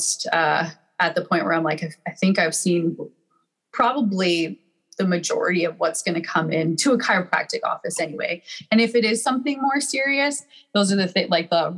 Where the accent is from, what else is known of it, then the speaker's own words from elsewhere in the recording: Calgary, Alberta, Canada; moved away as an adult; now in San Diego, United States; I'm from Calgary, Alberta, Canada, and I'm currently living in San Diego, California